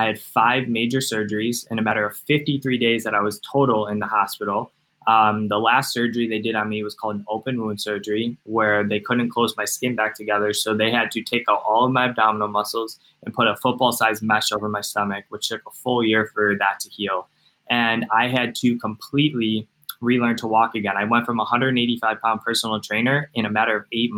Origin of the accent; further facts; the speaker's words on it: Cleveland, Ohio, United States; I'm from Cleveland, Ohio.